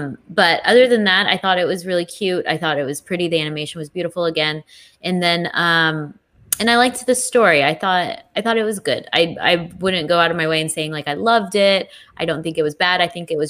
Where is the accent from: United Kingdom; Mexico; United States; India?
United Kingdom; London; I'm from London town.